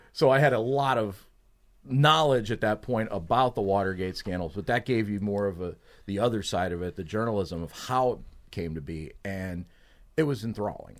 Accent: Pittsburgh, Pennsylvania, United States; moved away; I'm from the Pittsburgh area

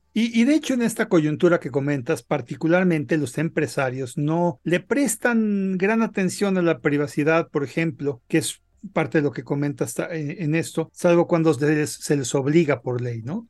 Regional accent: Mexico; nosotros como mexicanos

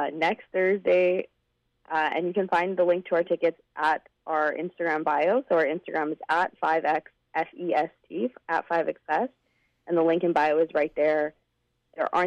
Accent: Canada; one of the peers that I grew up with here in Canada

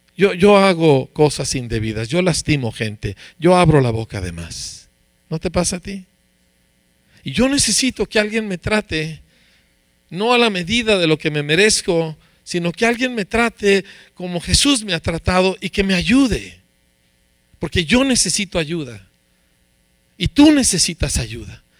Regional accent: Mexico; Aquí somos mexicanos

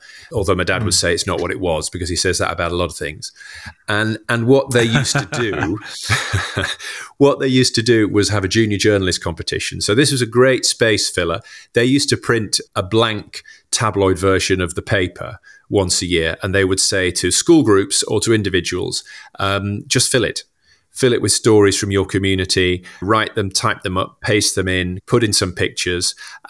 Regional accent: Huddersfield, Yorkshire and the Humber, United Kingdom; I'm from Huddersfield in West Yorkshire. My dad worked in local government

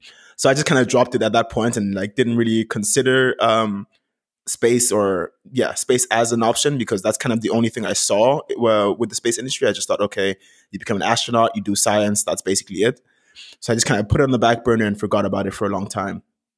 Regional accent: Vienna, Austria; moved away as an adult; also born or lived in Ghana / Vancouver, Canada; Originally, I was born in Ghana, but I moved to Vienna, Austria when I was around 5 years old. My dad had to move for work at the United Nations. So I went to school there, grew up there

